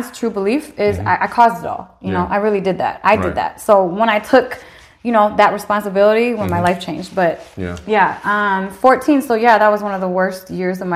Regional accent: Lansing, Michigan, United States; also born or lived in Incheon, South Korea; I grew up in Lansing

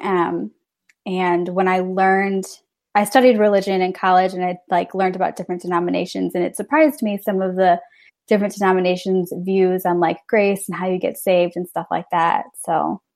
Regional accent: Northern Illinois, United States; now in Milwaukee, United States; I grew up in Northern Illinois, very rural Northern Illinois

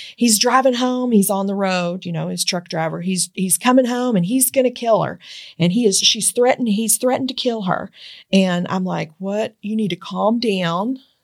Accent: Eastern Kentucky, United States; moved away; also born or lived in Georgetown, Kentucky; I grew up in Eastern Kentucky

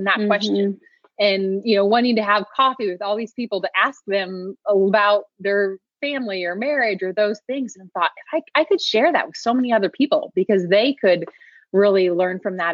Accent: Indiana, United States; moved away as an adult; now in Pacific Northwest, United States; I grew up in the Midwest. I'm originally from the state of Indiana

